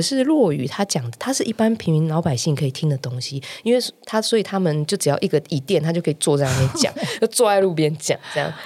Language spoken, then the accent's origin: Chinese; Hualien, Hualien County, Taiwan; moved away as an adult; now in Taipei, Taiwan; 我本身是花莲人嘛嗯哼。所以我就大学的时候就来台北念，呃，就考上了台北学校，就来这里念服装设计这样